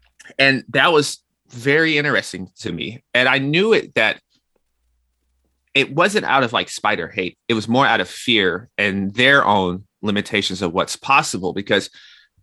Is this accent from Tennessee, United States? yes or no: yes; Nashville, Tennessee, United States; moved away as an adult; also born or lived in New York; I'm from Nashville, Tennessee, and I went to New York for school.